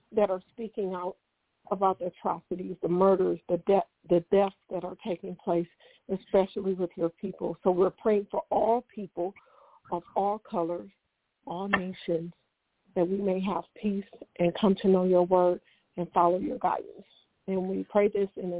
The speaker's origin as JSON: {"language": "English", "town": "Detroit", "region": "Michigan", "country": "United States", "said": "I am from Detroit, Michigan, up here in the north"}